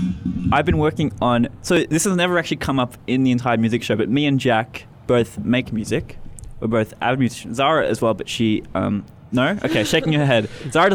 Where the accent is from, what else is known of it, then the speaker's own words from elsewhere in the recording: Australia; I'm Australian.